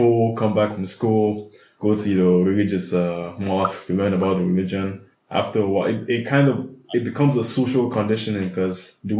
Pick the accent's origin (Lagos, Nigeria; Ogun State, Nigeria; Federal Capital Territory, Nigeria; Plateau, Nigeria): Federal Capital Territory, Nigeria; Abuja; I grew up in Abuja.